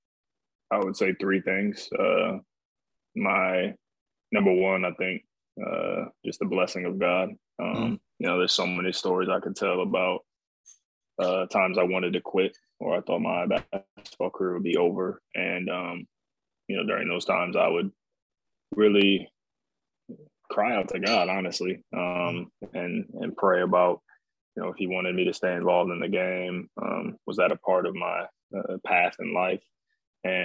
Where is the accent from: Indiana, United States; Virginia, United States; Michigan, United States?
Indiana, United States; Fort Wayne; I was born and raised in Fort Wayne, Indiana, born in 1991